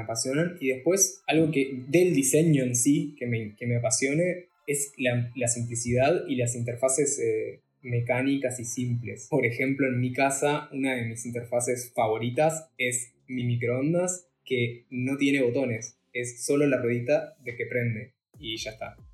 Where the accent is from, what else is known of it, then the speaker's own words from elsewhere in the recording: Salto, Uruguay; yo soy de Salto